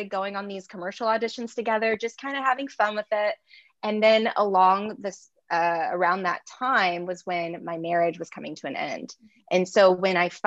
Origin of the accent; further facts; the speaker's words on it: Long Beach, California, United States; moved away as an adult; now in Los Angeles, United States; I'm from Long Beach